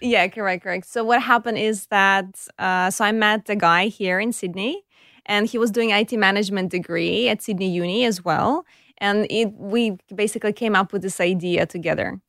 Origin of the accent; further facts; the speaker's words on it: Kyiv, Ukraine; accent: Eastern European; English is a second language; moved away as an adult; now in Australia; I was born in Kiev. It's the capital of Ukraine.